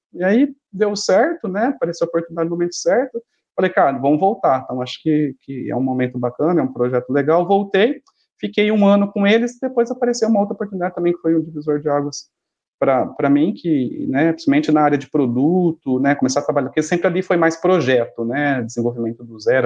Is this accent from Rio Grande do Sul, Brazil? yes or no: no; Ribeirão Preto, São Paulo, Brazil; also born or lived in Americana; eu nasci em Ribeirão, sempre fiquei aqui, sempre morei com os meus pais, nunca tinha saído de casa para nada